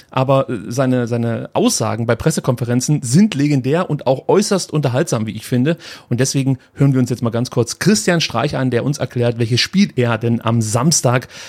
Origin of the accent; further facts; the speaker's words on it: Stuttgart, Baden-Württemberg, Germany; Inzwischen muss man, glaube ich, auch als Stuttgarter eingestehen, sehen, dass äh, der SC Freiburg schon ähm, ja die Nummer eins gerade im Ländle ist.